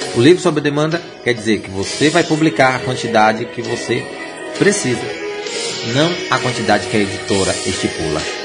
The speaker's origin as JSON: {"language": "Portuguese", "town": "Jequié", "region": "Bahia", "country": "Brazil", "said": "Jequié é minha terra. Tá? É minha terra, Bahia"}